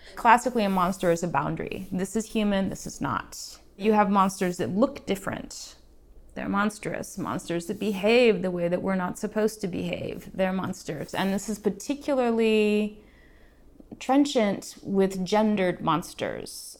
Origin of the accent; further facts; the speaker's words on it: Alaska, United States; moved away as an adult; now in Portland, United States; I was born in the middle of nowhere in Alaska. Found my way to Portland in my mid 20s, and I've been here ever since.